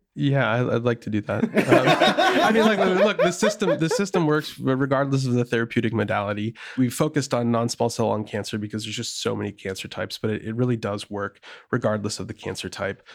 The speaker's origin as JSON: {"language": "English", "region": "Wisconsin", "country": "United States", "tie": "born or raised there", "also_born_or_lived": "St. Louis, Missouri", "moved": "as an adult", "lives_now": "Bay Area, United States", "said": "I'm from Wisconsin originally, and it's, it's a very purple state. And so when I was growing up, uh, I was more in the rural area."}